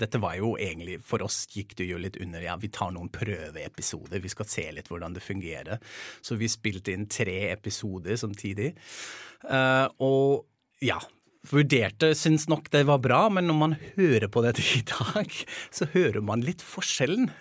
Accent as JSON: {"language": "Norwegian", "country": "Germany", "moved": "yes", "said": "i hjemlandet mitt"}